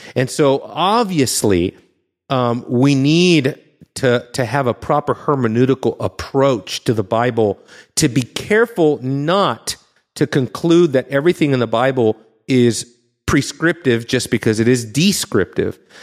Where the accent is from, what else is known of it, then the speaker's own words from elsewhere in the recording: Southern California, United States; growing up in Southern California